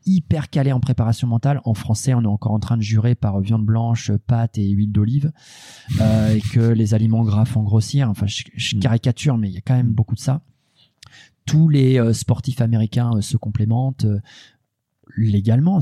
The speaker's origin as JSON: {"language": "French", "region": "Normandy", "country": "France", "said": "je suis normand"}